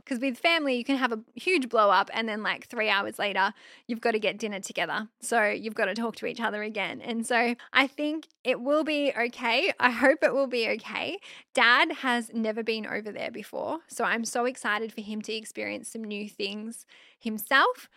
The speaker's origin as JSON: {"language": "English", "country": "Australia", "said": "I'm just an Aussie girl"}